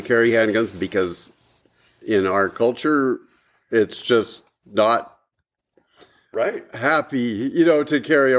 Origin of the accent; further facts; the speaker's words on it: Washington, United States; I grew up in Washington